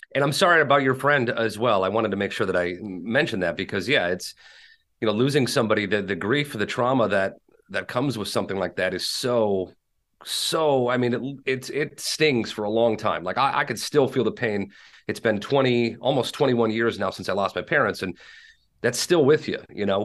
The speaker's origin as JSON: {"language": "English", "town": "Minneapolis", "region": "Minnesota", "country": "United States", "tie": "born or raised there", "said": "I live in, uh, Minneapolis, Saint Paul, Minnesota, born and raised here."}